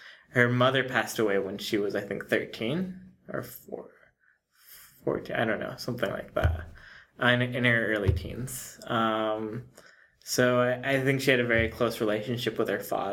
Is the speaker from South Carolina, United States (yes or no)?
no; New Mexico, United States; moved away; I grew up in New Mexico